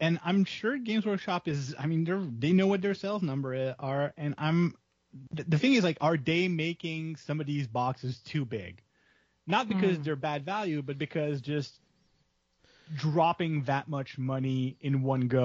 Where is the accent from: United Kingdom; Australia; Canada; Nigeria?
Canada; I'm from the Kanukia